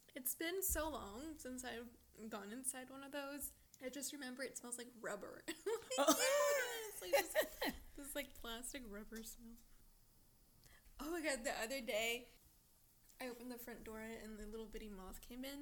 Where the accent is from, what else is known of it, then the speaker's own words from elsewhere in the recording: Mexico; moved away; it's actually from my hometown